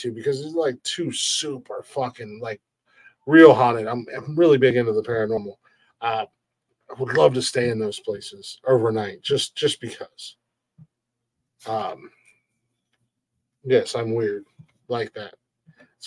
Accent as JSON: {"language": "English", "region": "Ohio", "country": "United States", "said": "that's my home state."}